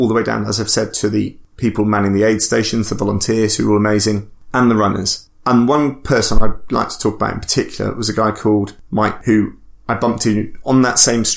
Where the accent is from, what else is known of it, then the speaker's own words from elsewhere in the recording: Bristol, South West England, United Kingdom; I'm from Bristol.